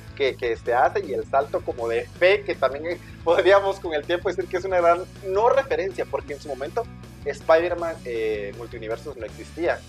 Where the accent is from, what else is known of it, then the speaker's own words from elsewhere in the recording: Guatemala; somos de Guatemala, para las personas que nos escuchan lejos de o afuera de nuestras fronteras, somos de Guatemala